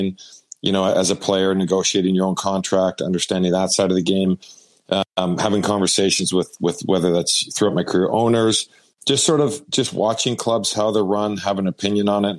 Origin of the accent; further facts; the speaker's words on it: Vancouver, British Columbia, Canada; Vancouver's my hometown